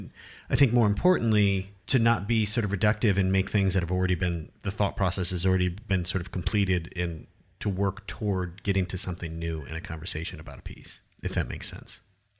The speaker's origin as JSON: {"language": "English", "region": "Iowa", "country": "United States", "said": "I'm from Iowa, and I had this idea or perceived notion of what art was"}